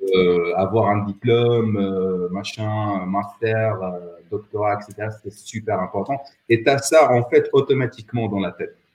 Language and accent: French; Rabat, Rabat-Salé-Kénitra, Morocco; moved away as an adult; also born or lived in Meknes; now in Poland; à Rabat, j'ai grandi à Rabat